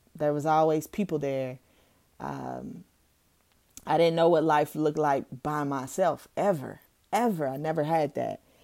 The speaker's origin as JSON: {"language": "English", "town": "Owensboro", "region": "Kentucky", "country": "United States", "tie": "born or raised there", "also_born_or_lived": "Louisville, Kentucky", "said": "moving back to my hometown, Owensboro, Kentucky, at the age of nine going on ten"}